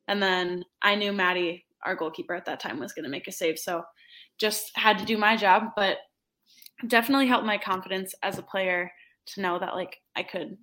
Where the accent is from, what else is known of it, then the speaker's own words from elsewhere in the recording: Minnesota, United States; wanted to play for my home state.